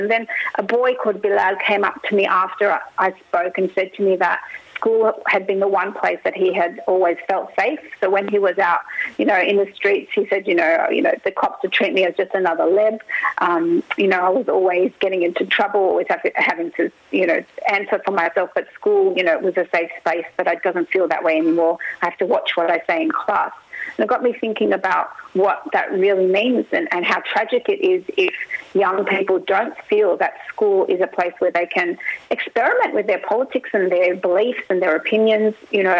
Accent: Australia; when I was growing up in the 90s, you know, and in the 80s, that I didn't experience marginalisation

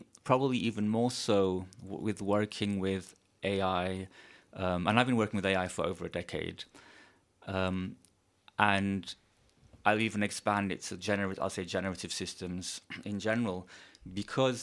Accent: Turkey; now in Los Angeles, United States; I'm from Turkey, and I spent the pandemic in a small village in the Mediterranean in Turkey

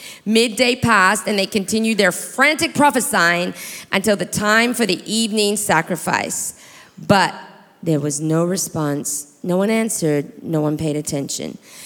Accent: New Zealand; born there; So I was born in New Zealand to a father who's Australian, grew up in the Philippines in a Chinese compound, going to an American school.

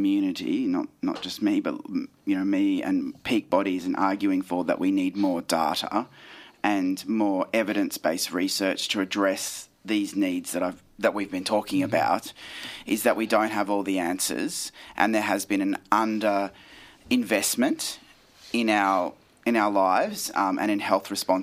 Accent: Queensland, Australia; I grew up in Queensland

